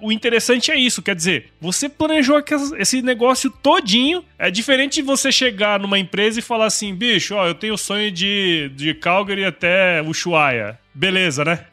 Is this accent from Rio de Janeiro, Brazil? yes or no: no; Rondonópolis, Mato Grosso, Brazil; época que eu era criança, morava em Rondonópolis, eu sou de Mato Grosso